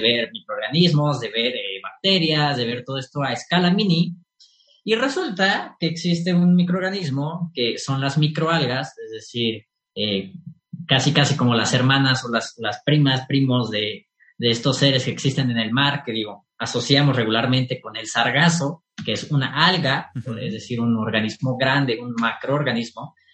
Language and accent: Spanish; Mexico; nosotros como mexicanos